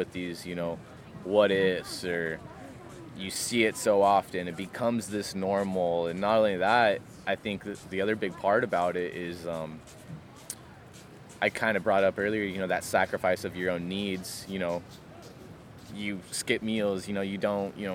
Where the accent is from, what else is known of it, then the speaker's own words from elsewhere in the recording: San Diego, California, United States; moved away as an adult; now in Oregon, United States; originally from, you know, San Diego, Pacific Beach, you know, stomping grounds is my hometown.